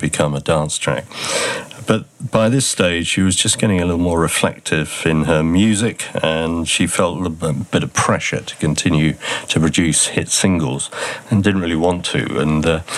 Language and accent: English; United Kingdom; being British